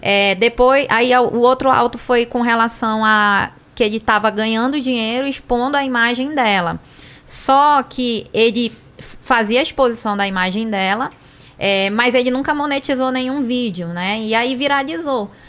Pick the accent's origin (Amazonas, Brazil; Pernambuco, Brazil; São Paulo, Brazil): Amazonas, Brazil; sou amazonense